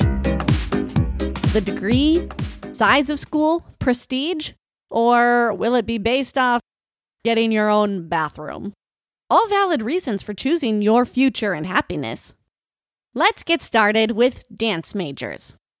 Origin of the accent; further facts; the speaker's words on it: North Dakota, United States; moved away as an adult; also born or lived in Oklahoma; now in Florida, United States; As much as I love my home state